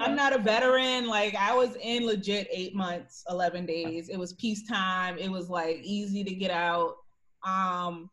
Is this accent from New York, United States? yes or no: yes; New York City, New York, United States; moved away as an adult; I grew up in Harlem though, so you know, when you are in Harlem, which is just like a Black city, a Black town, a Black area in Manhattan